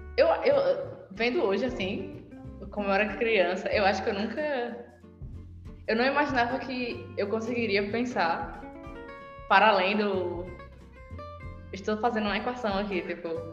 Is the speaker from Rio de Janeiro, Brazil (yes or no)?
no; Ceará, Brazil; moved away as an adult; now in Paraíba, Brazil; aqui na Paraíba, eu sou do Ceará